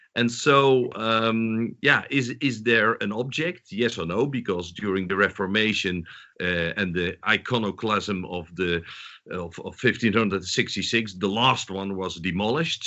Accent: southern Netherlands, Netherlands; moved away; also born or lived in Amsterdam, Netherlands; I'm Dutch, but I was born in the south of the Netherlands

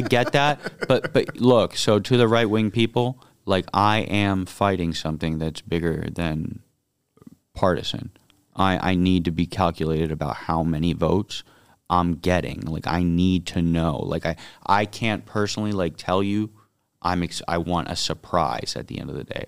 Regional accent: Miami, Florida, United States; my hometown and the district I was born in, grew up

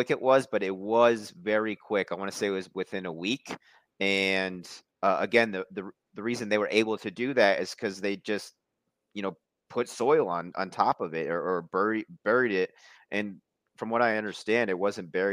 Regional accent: Milwaukee, Wisconsin, United States; I'm from Milwaukee originally, but I lived, you know, about a decade in small town Wisconsin

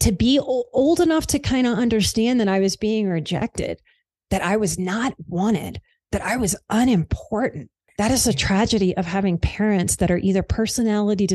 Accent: New Orleans, Louisiana, United States; I am from the South. I grew up in New Orleans.

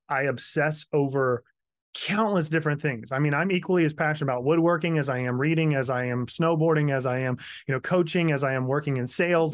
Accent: Kansas, United States; also born or lived in Florida; now in South Carolina, United States; Grew up in Kansas, moved to Florida for a while, and ended up in South Carolina, moved here in two thousand nine

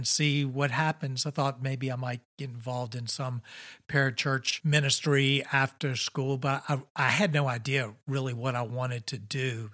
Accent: Richmond, Virginia, United States; I grew up here in Richmond, Virginia

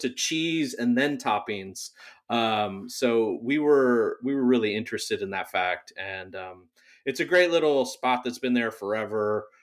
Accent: Whittier, California, United States; also born or lived in San Diego; now in Long Beach, United States; I grew up in Whittier.

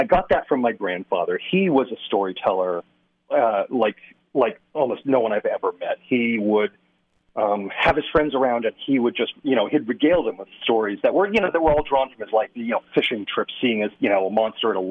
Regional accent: Western Massachusetts, United States; moved away; also born or lived in California / Idaho; I grew up in Western Massachusetts

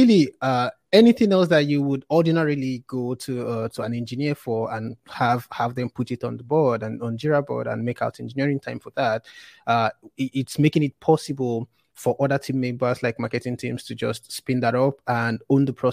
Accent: Nigeria; I worked at a fintech startup in Nigeria, which is my home country.

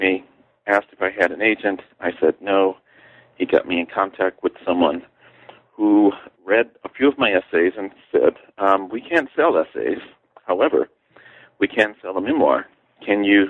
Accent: Chicago, Illinois, United States; moved away as an adult; also born or lived in Iowa City, Iowa / Bridgewater, Massachusetts; I was born and raised in Chicago

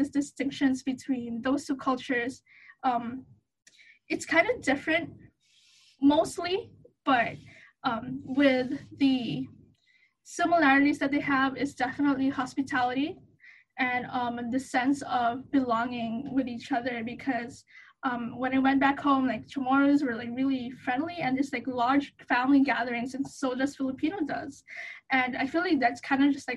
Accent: Saipan, Northern Mariana Islands; moved away as an adult; also born or lived in Hawaii; I was actually raised in Saipan, which is like close to Guam

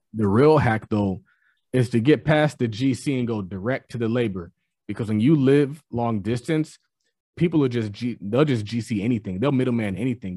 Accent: California, United States; I'm from California

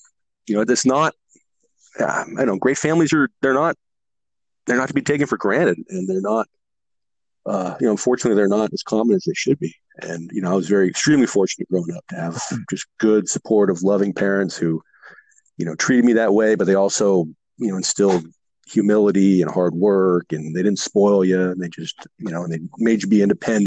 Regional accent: Burlingame, California, United States; moved away as an adult; also born or lived in San Francisco, California; now in Merced, United States; I grew up in the Bay Area, born in San Francisco, but grew up down the peninsula

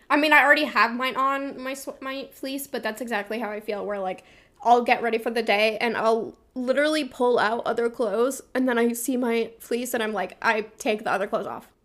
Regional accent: Vermont, United States; I'm from Vermont.

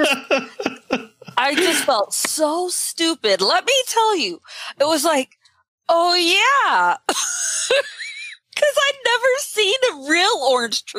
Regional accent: Utah, United States; I'm from Utah and we don't have orange trees in Utah

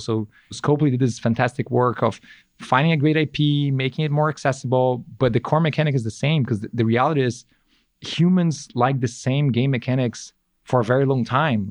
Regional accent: São Paulo, Brazil; moved away as an adult; now in Bay Area, United States; living in the Bay Area is a lot better than living in, in São Paulo, where I grew up.

